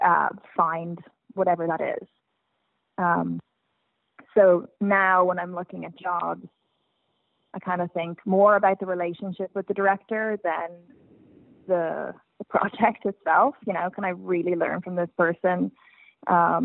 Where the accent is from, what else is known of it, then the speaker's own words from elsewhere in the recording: Dublin, Leinster, Ireland; accent: Irish; moved away as an adult; also born or lived in New York / Los Angeles; I grew up in Dublin, and then when I was 18, I moved to New York to go to NYU to study drama